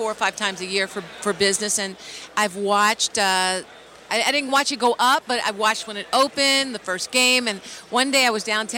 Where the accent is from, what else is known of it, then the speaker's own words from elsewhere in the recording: Philadelphia, Pennsylvania, United States; now in Los Angeles, United States; I'm from Philly